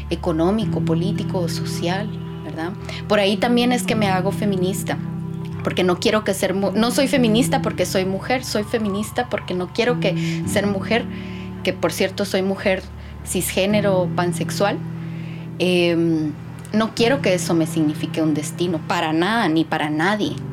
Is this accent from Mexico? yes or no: no; eastern Guatemala, Guatemala; Yo que soy de Oriente es una, es una construcción machista potente, ¿verdad?